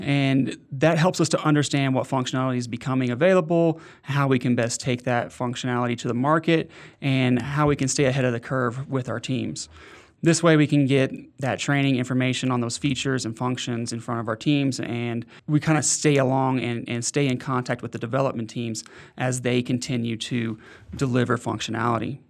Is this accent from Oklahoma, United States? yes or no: yes; Oklahoma City, Oklahoma, United States; moved away as an adult; now in Denver, United States; I lived in Oklahoma City most of my life. I've been in Denver for the past five years, but not born in Oklahoma City, but raised, started there when I was six months old